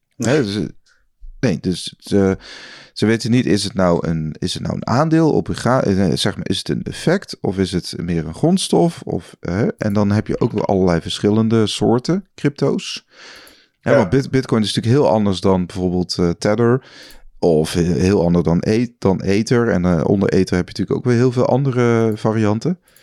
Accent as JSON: {"language": "Dutch", "country": "Netherlands", "said": "ik als Nederlander"}